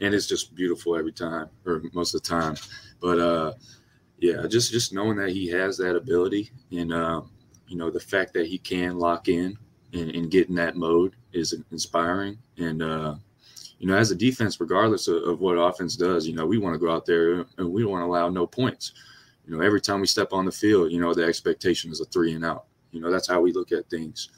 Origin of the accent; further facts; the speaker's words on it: Louisiana, United States; moved away; I'm from Louisiana